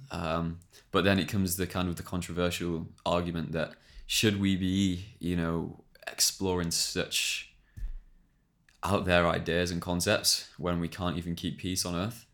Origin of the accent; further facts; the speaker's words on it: England, United Kingdom; we're English